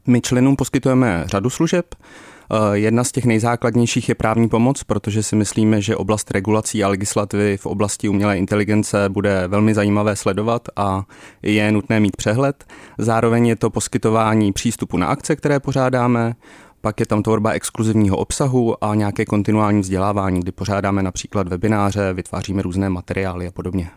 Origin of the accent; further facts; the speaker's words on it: Czechia; jsme jako Češi